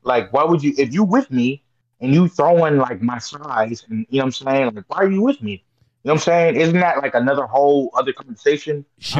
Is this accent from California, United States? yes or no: yes; Orange County, California, United States; I grew up in Orange County